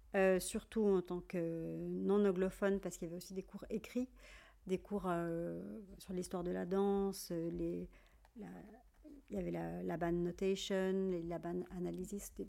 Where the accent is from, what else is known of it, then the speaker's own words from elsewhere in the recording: Switzerland; now in Paris, France; j'ai passé toute mon enfance en Suisse, dans la campagne